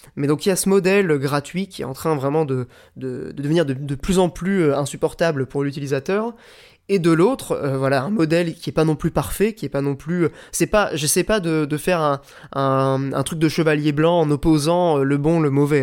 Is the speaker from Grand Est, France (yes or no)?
no; the Nord, Hauts-de-France, France; j'ai grandi dans le Nord